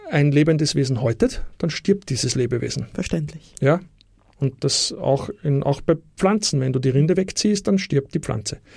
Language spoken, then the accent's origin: German; Austria; Also Dinge, die bei uns in Österreich, also Mulchen vor allem, eh weit verbreitet sind, nur kauft man bei uns halt